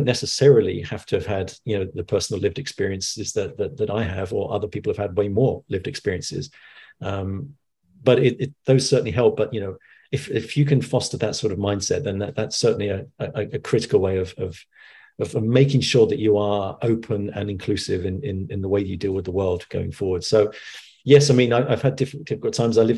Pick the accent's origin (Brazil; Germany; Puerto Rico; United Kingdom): United Kingdom; London; growing up in the 70s in you know, I'm originally from East London, and I went to school in Walthamstow